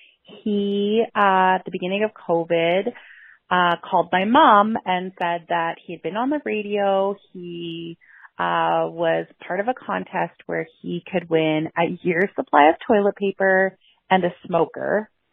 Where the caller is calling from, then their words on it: Lethbridge, Alberta, Canada; I'm calling from Lethbridge, Alberta, Canada.